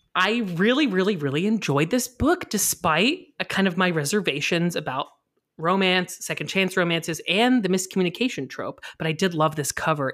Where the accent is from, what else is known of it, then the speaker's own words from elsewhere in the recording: Indiana, United States; I'm from Indiana